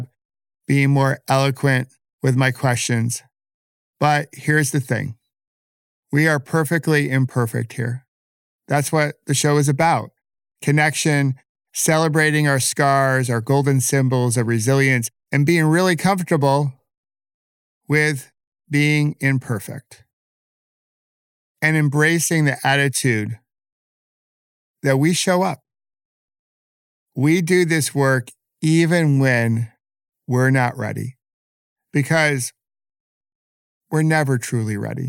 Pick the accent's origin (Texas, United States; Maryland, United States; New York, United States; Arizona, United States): New York, United States; Rochester; I grew up in Rochester.